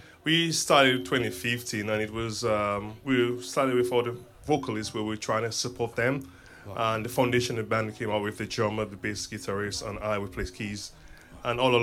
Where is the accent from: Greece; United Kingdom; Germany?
United Kingdom; Milton Keynes, South East England; I'm from Milton Keynes